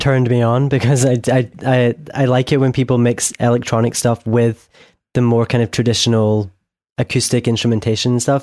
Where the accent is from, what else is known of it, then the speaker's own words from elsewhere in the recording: Scotland, United Kingdom; I'm from Scotland